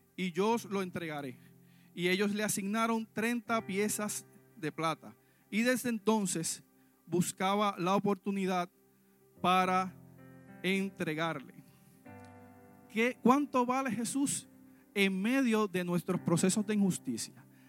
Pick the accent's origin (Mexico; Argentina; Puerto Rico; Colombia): Puerto Rico; Nosotros en Puerto Rico